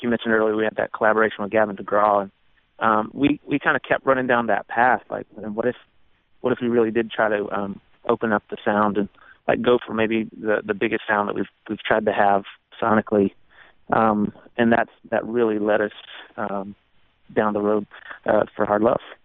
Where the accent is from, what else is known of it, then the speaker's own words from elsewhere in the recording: Walhalla, South Carolina, United States; my hometown is called Walhalla, which is a German word that means Garden of the Gods